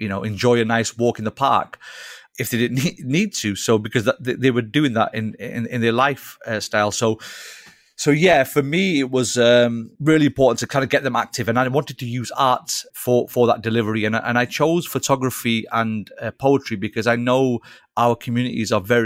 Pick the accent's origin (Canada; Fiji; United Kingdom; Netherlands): United Kingdom; Old Trafford, North West England; I'm born and bred in Old Trafford. I've lived here all my life.